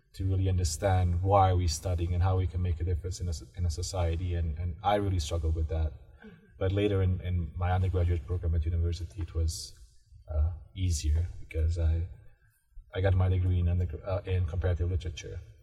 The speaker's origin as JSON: {"language": "English", "country": "Bosnia & Herzegovina", "tie": "born or raised there", "moved": "yes", "said": "I grew up in this, you know, post-war Bosnia"}